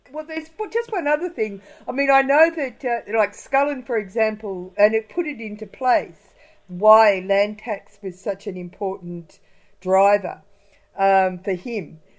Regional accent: Warrnambool, Victoria, Australia; I was brought up in Warrnambool

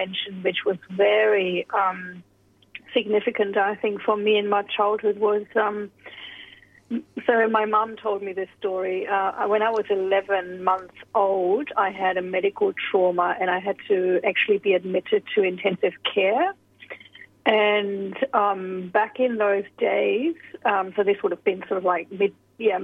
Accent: Germany; moved away as an adult; also born or lived in United Kingdom / United States; now in Sydney, Australia; So I was born in Germany. I spent the first about 19 years in Germany and then moved over to the UK and various other countries before I came to Australia.

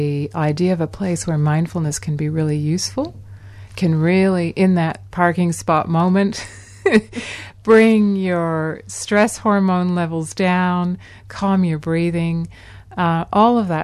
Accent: Canada; moved away; in my home country of Canada.

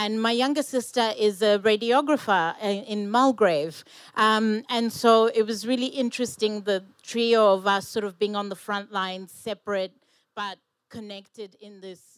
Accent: South Africa; born there; moved away; I was born in South Africa, but we moved here with my mother and my younger sister.

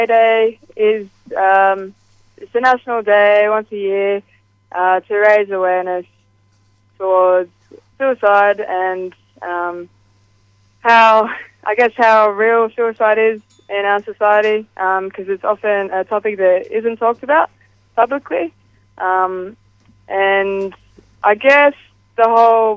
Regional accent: Grafton, New South Wales, Australia; I come from Grafton, Northern New South Wales, and it was brought to my attention over the last year or so that Grafton, or the surrounding areas of Grafton, the Clarence Valley, we actually have one of the highest youth suicide rates in the country. And that's a very shocking, it was a very shocking thing for me to find out, having grown up there

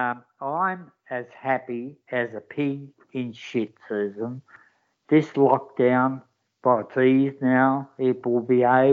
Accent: Melbourne, Victoria, Australia; I was brought up in Broadie, because I'm the boy from Broadmeadows, the real boy from Broadmeadows.

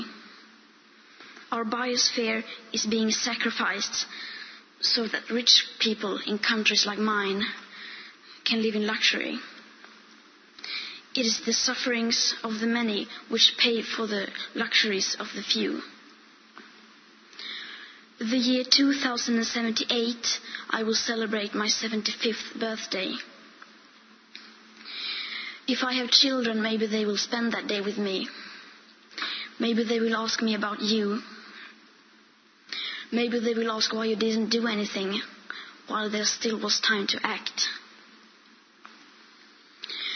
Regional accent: Sweden; I am 15 years old and I'm from Sweden

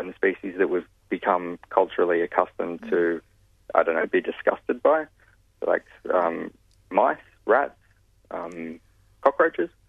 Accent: New South Wales, Australia; my home state, in New South Wales

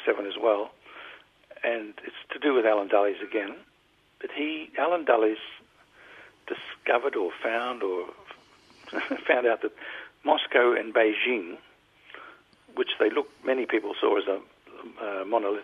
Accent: Brisbane, Queensland, Australia; we came from Brisbane

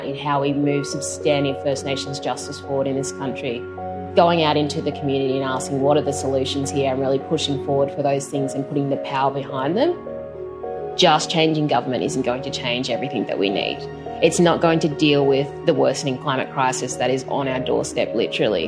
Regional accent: Lismore, New South Wales, Australia; I grew up in Lismore in northern New South Wales, where we are also traditional owners

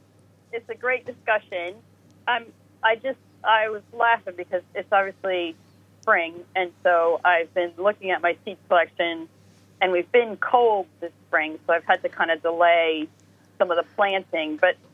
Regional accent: Midwest, United States; now in United Kingdom; from my home country, the Midwest.

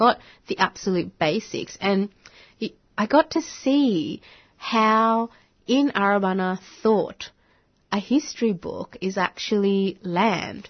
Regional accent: Bangladesh; first language Bengali; English is a second language; now in Australia; I'd say Bangladesh

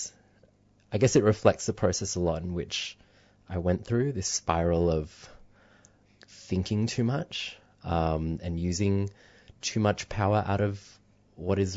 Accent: Indonesia; moved away; I grew up in Indonesia

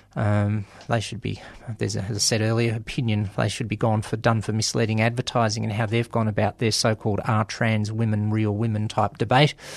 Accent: Australia; I'm from Australia

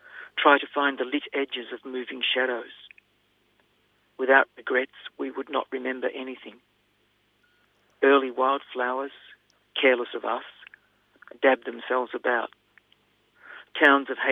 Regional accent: Australia; as an Australian

